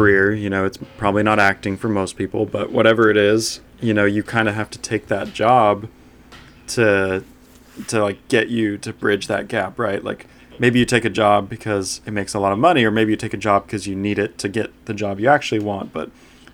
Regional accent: Huntington Beach, California, United States; I grew up in Huntington Beach, California

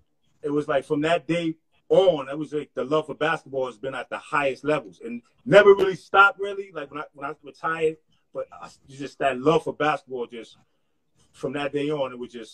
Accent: Harlem, New York, United States; I'm from Harlem. So I'm from

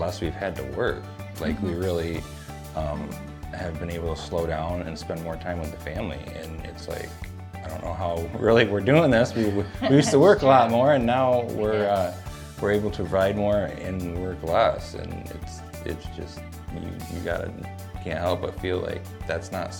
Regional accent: Elma, United States; I grew up in Elma

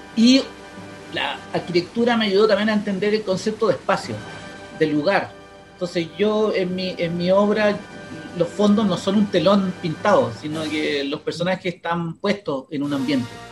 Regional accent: Santiago, Santiago Metropolitan Region, Chile; donde venía yo, yo soy de Cerro Navia

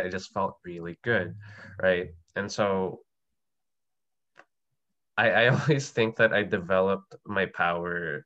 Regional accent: Manila, Metro Manila, Philippines; I grew up in Manila in the Philippines

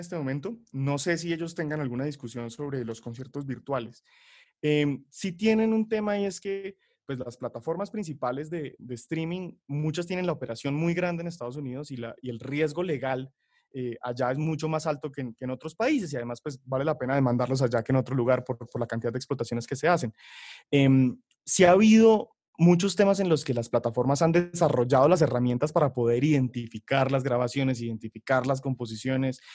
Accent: Bucaramanga, Santander, Colombia; yo soy de Bucaramanga

